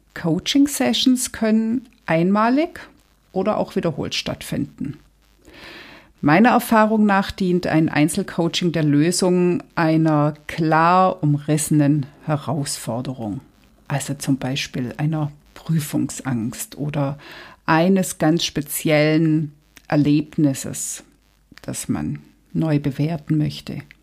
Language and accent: German; Germany; Hier bei uns in Deutschland